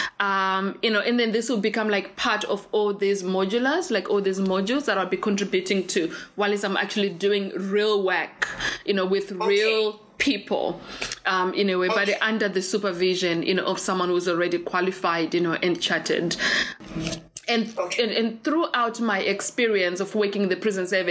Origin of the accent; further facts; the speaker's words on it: Zimbabwe; English is a second language; also born or lived in United Kingdom; now in Cape Town, South Africa; I am, you know, refugee. I'm Zimbabwean. English is my second language